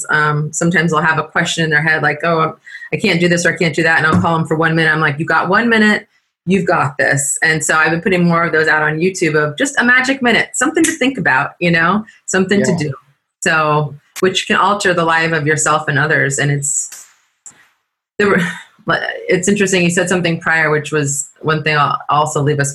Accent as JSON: {"language": "English", "region": "California", "country": "United States", "said": "I said, California"}